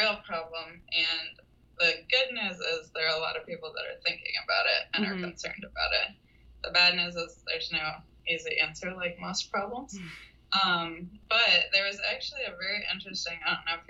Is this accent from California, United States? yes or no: no; Texas, United States; moved away as an adult; now in New York City, United States; I was from Texas. My whole family's in Texas. Had all my school in Texas